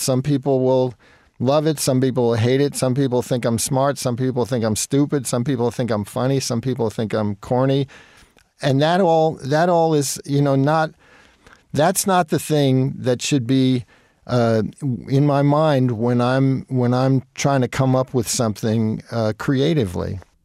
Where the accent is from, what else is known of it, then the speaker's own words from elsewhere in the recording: Jersey Shore, New Jersey, United States; moved away as an adult; also born or lived in Brooklyn, New York / New York City; when I was three, we moved to the Jersey Shore